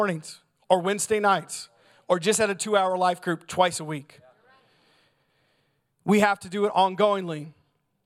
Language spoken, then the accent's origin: English; United States; as American Christians